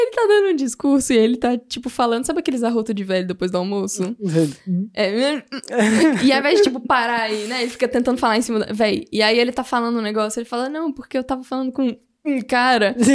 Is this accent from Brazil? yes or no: no; Angola; sou angolano.